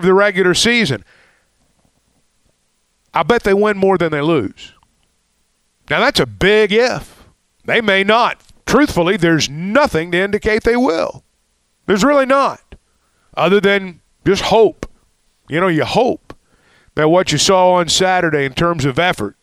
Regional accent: Arkansas, United States; a lot of us who grew up in Arkansas

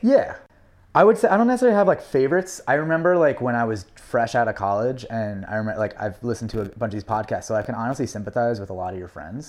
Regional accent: New York City, New York, United States; I grew up on the Upper East Side

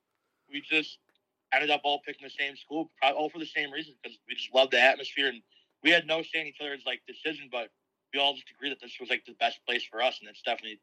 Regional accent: Kenmore, New York, United States; Yep, I'm from Kenmore.

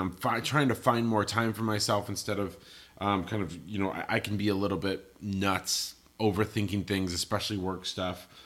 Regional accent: Colorado, United States; moved away; I grew up in Colorado

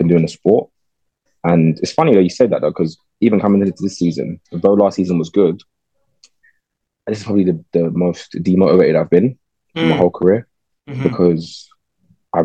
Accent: London, United Kingdom; Growing up in London is a big privilege, I think, because you kind of get exposed to life in a way a lot of people don't.

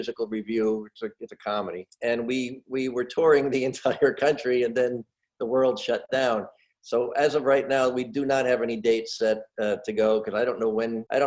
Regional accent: Red Bank, New Jersey, United States; moved away as an adult; I am proudly from New Jersey, born in Red Bank, and my family has been in New Jersey since the 1640s

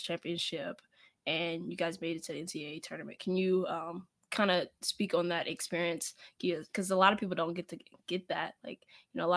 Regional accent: Charleston, West Virginia, United States; I'm from Charleston

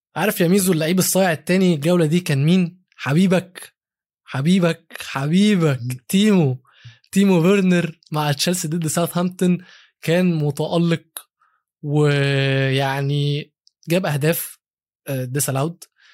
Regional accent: Egypt; بما اني عربي وبما اني مصري

